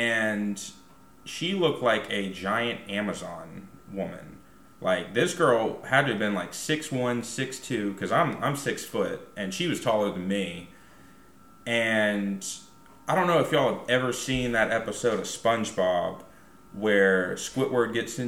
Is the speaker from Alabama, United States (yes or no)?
yes; Huntsville, Alabama, United States; I may have been born and raised in Huntsville, Alabama, but, like, I don't think I have an accent at all. I say y'all. That's about it. I say y'all and Roll Tide.